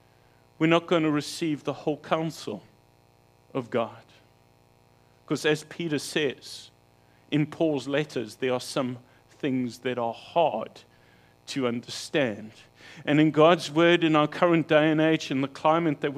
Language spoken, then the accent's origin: English; King William's Town, Eastern Cape, South Africa; moved away; my hometown of King Williamstown